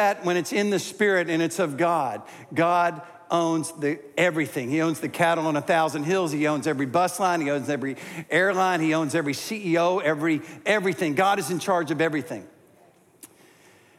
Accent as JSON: {"language": "English", "town": "Greensboro", "region": "North Carolina", "country": "United States", "tie": "born or raised there", "said": "to my hometown of Greensboro"}